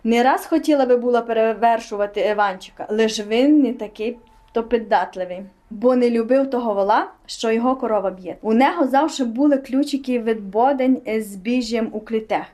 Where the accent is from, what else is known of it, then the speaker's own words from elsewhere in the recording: Hutsulshchyna, Ukraine; ми її гуцули